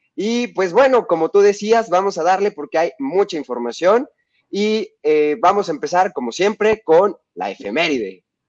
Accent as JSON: {"language": "Spanish", "country": "Mexico", "said": "de nuestro país es muy devoto de las lupitas, este, somos muy devotos de la Virgen de Guadalupe"}